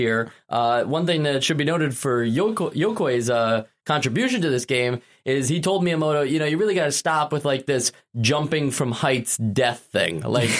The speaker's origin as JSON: {"language": "English", "town": "New York City", "region": "New York", "country": "United States", "said": "We're all from New York City."}